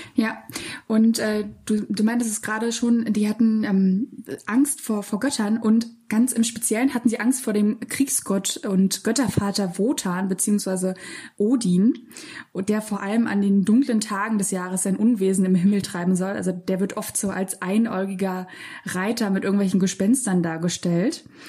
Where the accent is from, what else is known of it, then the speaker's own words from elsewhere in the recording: Berlin, Germany; ich komme ähm, aus Lichtenberg ursprünglich